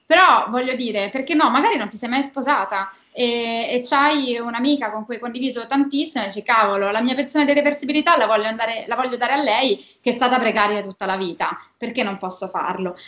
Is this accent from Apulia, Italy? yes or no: yes; Apulia, Italy; now in Rome, Italy; vivo a Roma da 15 anni, ma sono, sono pugliese